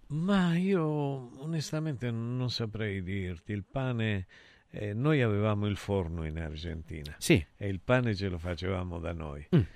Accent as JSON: {"language": "Italian", "region": "Calabria", "country": "Italy", "said": "io sai che sono calabrese"}